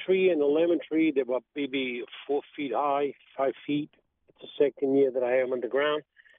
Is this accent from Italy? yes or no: yes; Italy; moved away; I'm from the old country, I'm from Italy